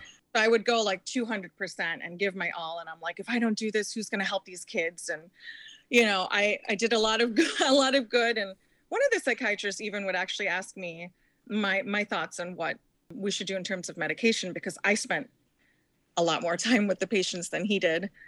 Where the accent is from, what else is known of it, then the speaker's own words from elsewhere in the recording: New Jersey, United States; moved away; I was born in Jersey